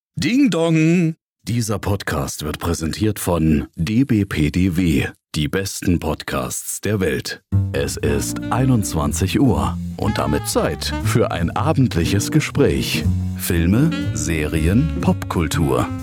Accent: Northern Germany, Germany; selbst als Norddeutscher, der dann in Hamburg oder Norderstedt aufgewachsen ist oder so

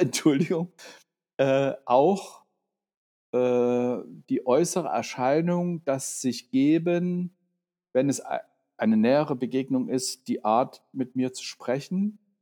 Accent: Dresden, Saxony, Germany; moved away as an adult; now in Berlin, Germany; Ich bin in Dresden aufgewachsen und 89 eben hierher, wie man damals sagte, ausgereist

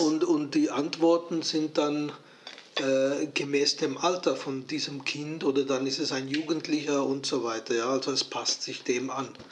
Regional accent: Switzerland; Ich bin Schweizer

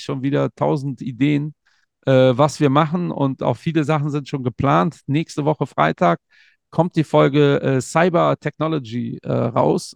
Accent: Cologne, North Rhine-Westphalia, Germany; also born or lived in Portugal; ich identifiziere mich ja zu 100 Prozent als Kölner

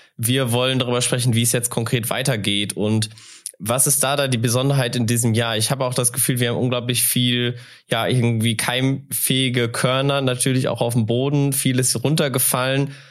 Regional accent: North Rhine-Westphalia, Germany; now in North Hesse, Germany; Ich bin nämlich auch ein Westfale, auch wenn ich jetzt in Nordhesse wohne

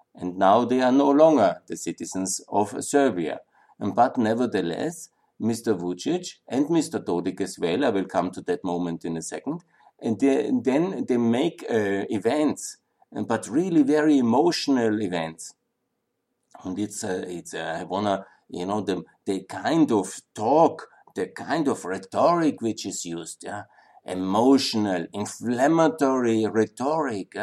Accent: Linz, Upper Austria, Austria; in Linz, my hometown, was completely destroyed

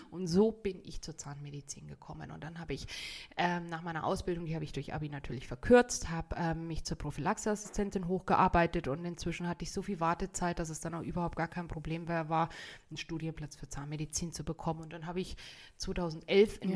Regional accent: Bad Tölz, Bavaria, Germany; also born or lived in North Rhine-Westphalia / Tübingen; now in Garmisch-Partenkirchen, Germany; ich bin gebürtige Tölzerin

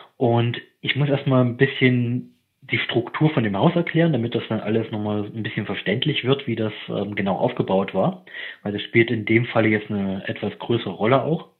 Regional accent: eastern Germany, Germany; moved away; also ich komme ursprünglich aus dem Osten

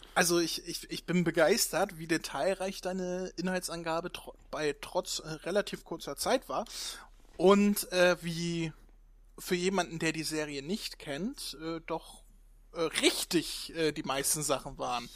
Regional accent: Northern Germany, Germany; ich komme aus Norddeutschland, hier sagen wir zu allen Moin

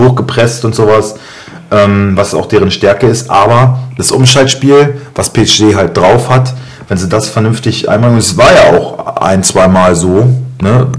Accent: Germany; ich bin Deutscher

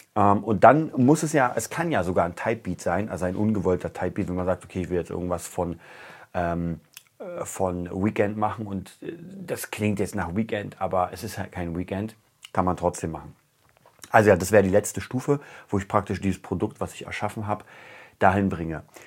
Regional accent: Germany; als Deutscher

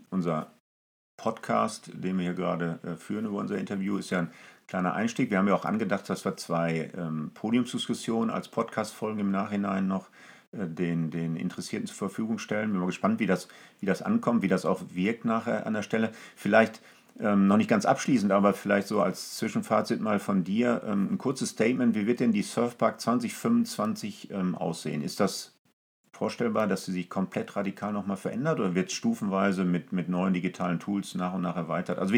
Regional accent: Essen, North Rhine-Westphalia, Germany; Also ich weiß zum Beispiel, in meiner Heimatstadt Essen hat die Essen Motorshow tatsächlich mit solchen neuen Themen gearbeitet

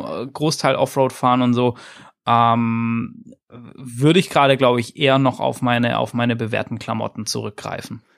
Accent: Swabia, Germany; ich als, als Schwabe

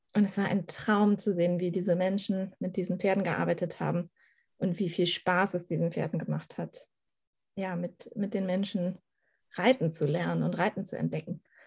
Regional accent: Schleswig-Holstein, Germany; Ich komme aus Schleswig-Holstein, so ziemlich aus der Mitte Schleswig-Holsteins

